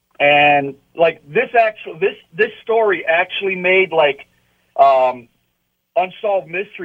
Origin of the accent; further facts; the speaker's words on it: Niagara Falls, New York, United States; moved away; back where I grew up, I'm from Niagara Falls, New York originally. Me and my wife met in high school over there, okay?